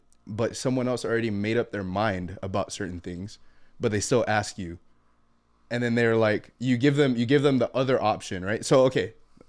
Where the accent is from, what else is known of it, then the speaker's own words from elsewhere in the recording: Tecoman, Colima, Mexico; No, I'm from Tecoman, bro. Soy de Tecoman, bro. Soy de Colima.